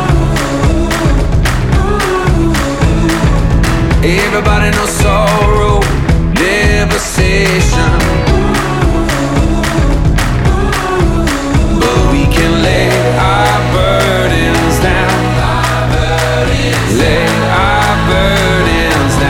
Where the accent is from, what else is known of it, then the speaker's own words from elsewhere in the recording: Newtownabbey, Northern Ireland, United Kingdom; I grew up on a farm just outside Newton Abbey